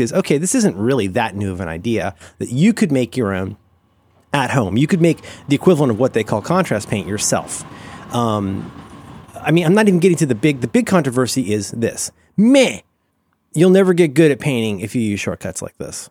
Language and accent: English; Ohio, United States; I'm from Ohio